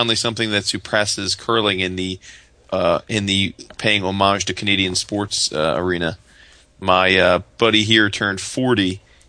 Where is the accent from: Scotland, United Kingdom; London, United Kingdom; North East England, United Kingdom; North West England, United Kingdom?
Scotland, United Kingdom; I might have to stop making fun of it then, being that I'm a Scotsman.